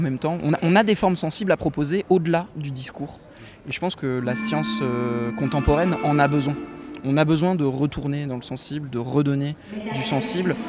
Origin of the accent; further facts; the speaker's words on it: Nantes, Pays de la Loire, France; je viens de Nantes